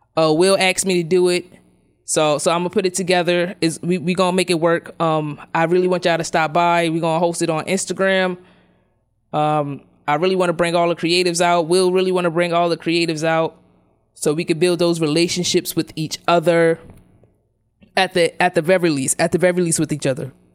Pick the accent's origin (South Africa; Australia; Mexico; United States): United States; New York City, New York; we grew up in Brownsville